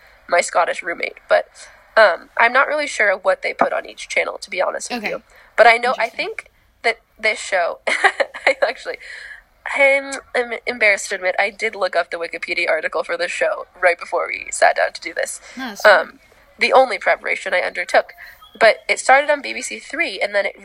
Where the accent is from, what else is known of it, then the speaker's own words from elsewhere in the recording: United States; accent: American; moved away as an adult; now in Spain; my extremely American vocabulary